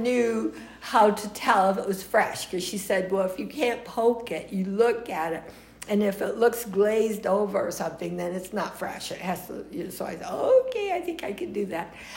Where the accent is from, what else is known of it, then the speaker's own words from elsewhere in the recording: United States; accent: American; also born or lived in Nice, France; I was just an American girl